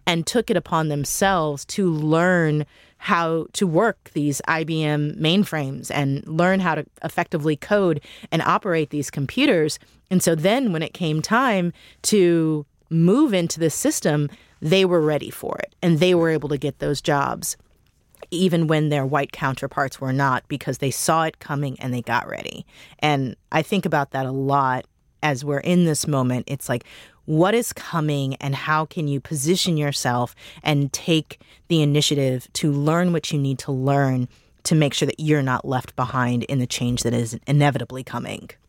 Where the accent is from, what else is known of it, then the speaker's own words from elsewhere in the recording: Missouri, United States; now in Washington, D.C., United States; I'm from Missouri